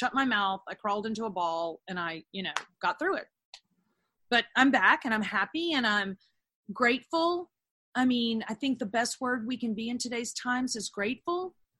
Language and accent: English; Texas, United States; also born or lived in Los Angeles; I lived in LA. I wasn't a happy person in LA. And I love the weather of LA. I'm a Texan.